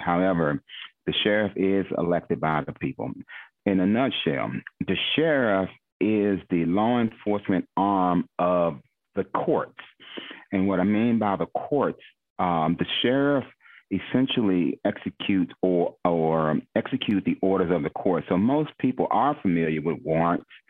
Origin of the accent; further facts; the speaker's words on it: Glass Manor, Maryland, United States; I'm from Glass Manor, so when I say I'm prideful, you you know will always hear me refer back to Oxon Hill. we have a very strong alumni, very prideful, very prideful of, of growing up in Glass Manor